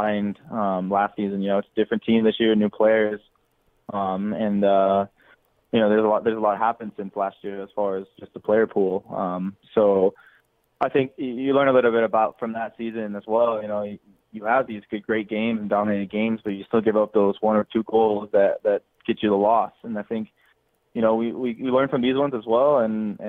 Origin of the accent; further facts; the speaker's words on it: Denmark; now in United States; I grew up in Denmark